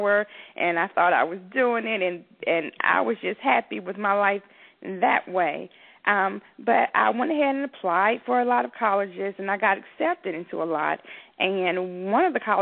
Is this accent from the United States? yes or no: yes; Atlanta, Georgia, United States; I grew up in Southwest Atlanta